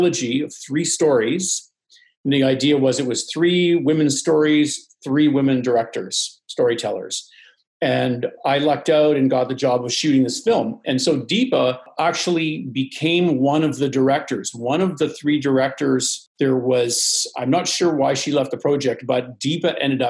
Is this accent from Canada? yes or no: yes; Vancouver, British Columbia, Canada; moved away as an adult; also born or lived in Toronto; I grew up in Vancouver on the West Coast.